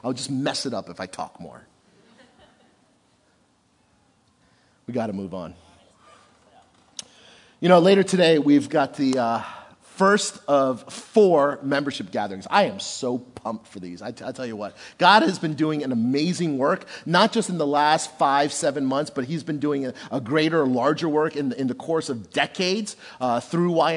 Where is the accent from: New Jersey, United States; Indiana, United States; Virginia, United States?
New Jersey, United States; Passaic; I was born and raised in Passaic, New Jersey